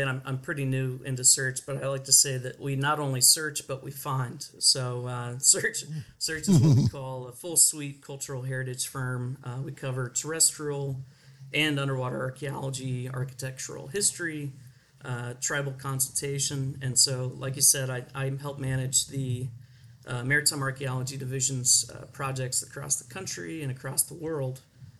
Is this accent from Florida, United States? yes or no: no; Texas, United States; I don't think there's anything related to growing up in Texas that might have led me to become an archaeologist.